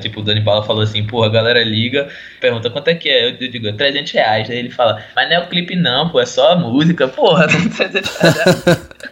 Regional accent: Recife, Pernambuco, Brazil; Eu sou de Recife

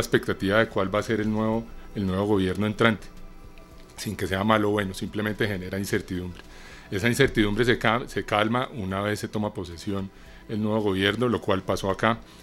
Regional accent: Colombia; amo el café como buen colombiano

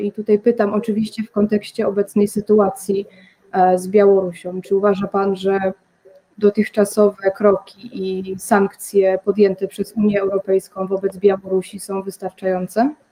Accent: Rybnik, Silesian Voivodeship, Poland; jestem też z Rybnika

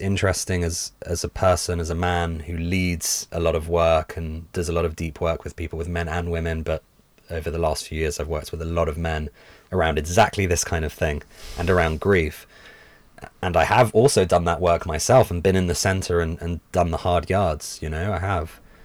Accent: London, United Kingdom; growing up in London, where I did, super multicultural

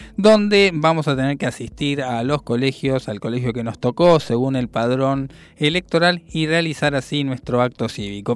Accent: Argentina; soñamos como argentinos

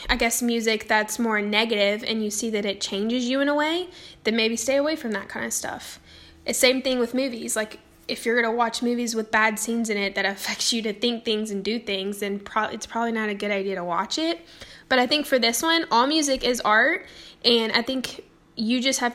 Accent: the South, United States; I grew up in the South

